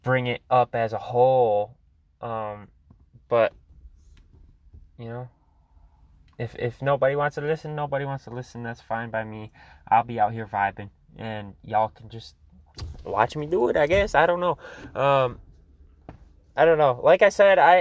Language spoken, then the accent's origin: English; Michigan, United States; I'm from Michigan